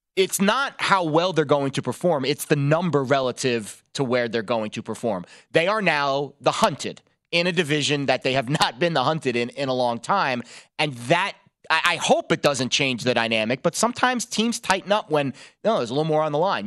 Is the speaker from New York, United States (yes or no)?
yes; New York, United States; growing up in New York as a Jets fan